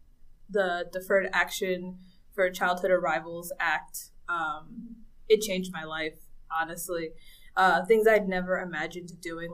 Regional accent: Central Islip, New York, United States; moved away as an adult; also born or lived in Dominican Republic; now in Portland, United States; I grew up in Central Islip, which is on Long Island

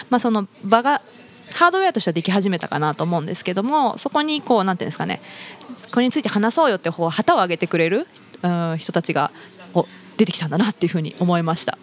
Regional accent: Kawagoe, Saitama, Japan; まあ生まれも育ちも川越で、えっ、ー、と地域は中台というちょっと南の方なんですけれども、まあ、あの高校時代まではずっと地元で

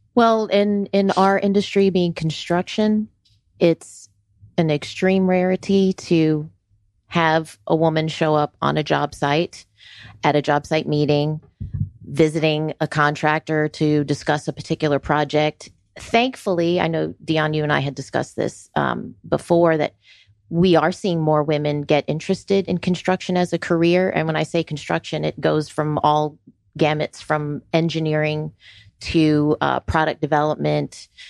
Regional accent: Florida, United States; moved away as an adult; also born or lived in New York City; now in Georgia, United States; I was born in New York City and, uh, spent my middle school and high school years in Florida

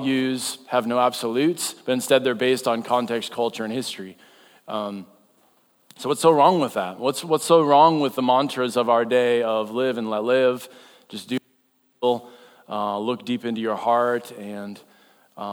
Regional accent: North Dakota, United States; now in Iowa, United States; I'm from North Dakota, and so that means I heard there was a blizzard and me and my son went ice fishing. That's what you do in North Dakota

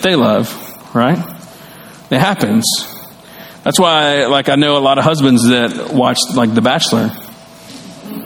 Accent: the South, United States; I grew up in the South and I grew up learning the great commandments

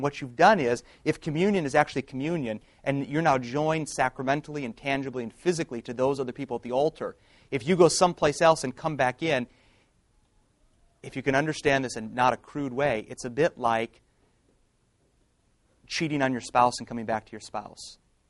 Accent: Detroit, Michigan, United States; I'm from Detroit

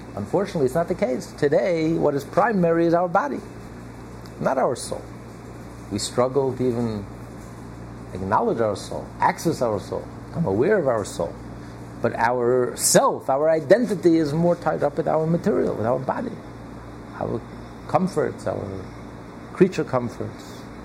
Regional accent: United States; I know we're all American

